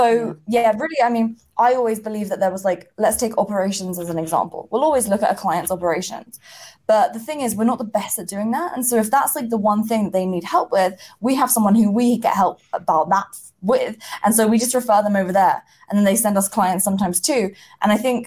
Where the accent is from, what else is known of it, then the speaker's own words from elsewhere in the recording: England, United Kingdom; I grew up in England